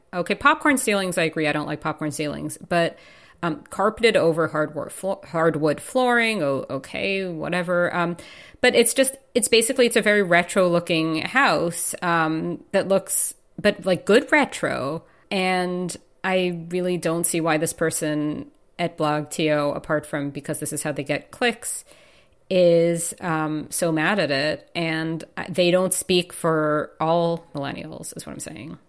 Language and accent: English; New York, United States; moved away; as a New Yorker